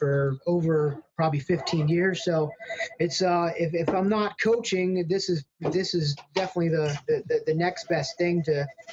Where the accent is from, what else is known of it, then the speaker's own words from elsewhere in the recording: Pittsburgh, Pennsylvania, United States; I grew up in Pittsburgh and played for inner city high school, Brashear High School